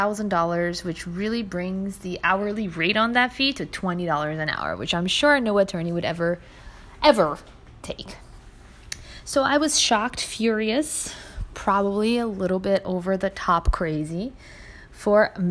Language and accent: English; Brazil; now in United States; My home country, Brazil